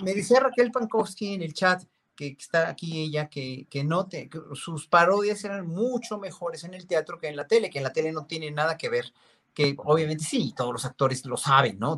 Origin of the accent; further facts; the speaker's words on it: Mexico; somos los mexicanos